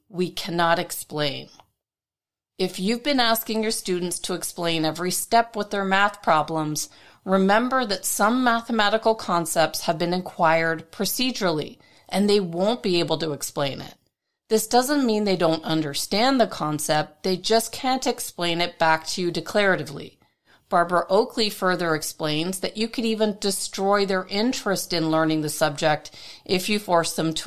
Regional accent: Toronto, Ontario, Canada; my hometown of Toronto, Canada

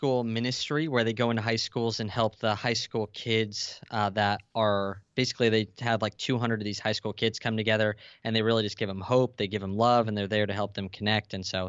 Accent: San Diego, California, United States; San Diego.

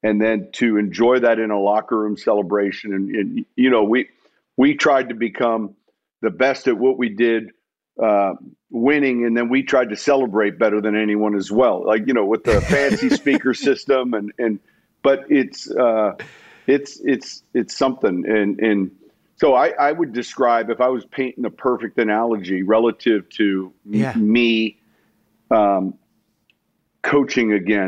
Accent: Chicago, Illinois, United States; And I'm from Chicago, so obviously that's fairly close to home and they have a storied tradition.

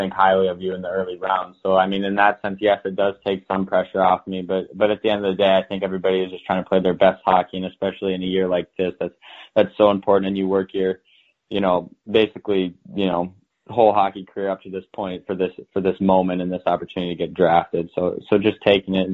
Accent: Grant, Minnesota, United States; I grew up in Minnesota, Grant, Minnesota

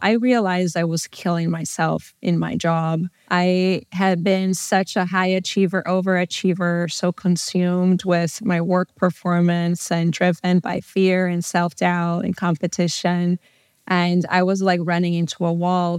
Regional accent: São Paulo, Brazil; moved away as an adult; also born or lived in Southern California; now in United States; I'm originally from Brazil, São Paulo. I grew up there. and lived there until I was eighteen when I moved to the U S to go to college and decided to stay.

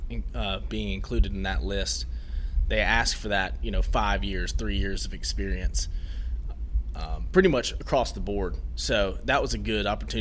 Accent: Spartanburg, South Carolina, United States; also born or lived in Denver; I'm from Spartanburg, South Carolina

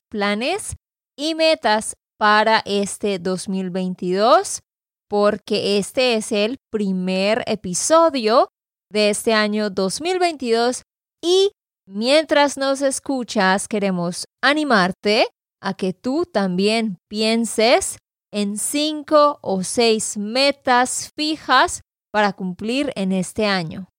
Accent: Santander, Colombia; de Santander, Colombia.

